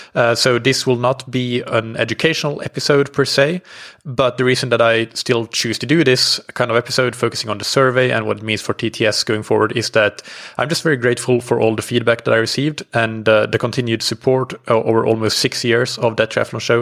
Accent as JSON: {"language": "English", "country": "Finland", "moved": "yes", "lives_now": "Portugal", "said": "I'm based in, uh, Portugal. I'm from Finland."}